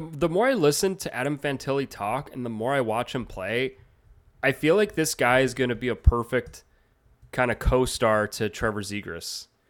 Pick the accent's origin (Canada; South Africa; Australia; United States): Canada; I'm Canadian